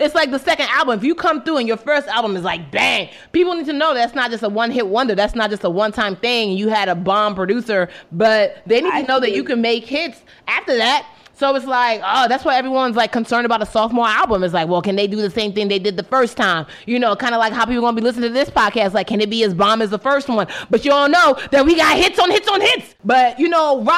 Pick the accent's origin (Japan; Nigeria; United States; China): Nigeria; I am Nigerian